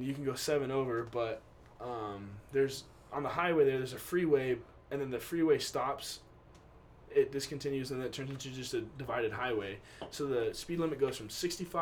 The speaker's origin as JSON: {"language": "English", "town": "Boise", "region": "Idaho", "country": "United States", "said": "I'm from Boise, Idaho."}